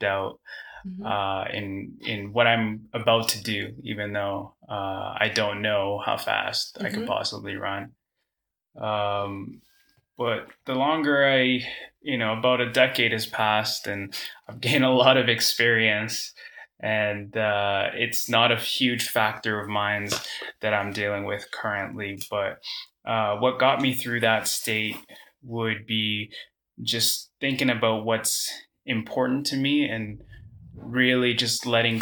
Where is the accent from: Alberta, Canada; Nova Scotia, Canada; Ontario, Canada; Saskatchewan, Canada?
Ontario, Canada; Toronto; My hometown is Toronto, Ontario, in Canada.